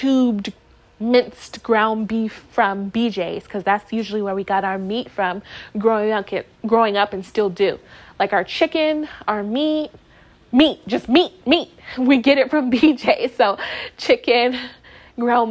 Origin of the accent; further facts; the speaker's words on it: Fort Myers, Florida, United States; I lived in Fort Myers when I grew up in Fort Myers when I was little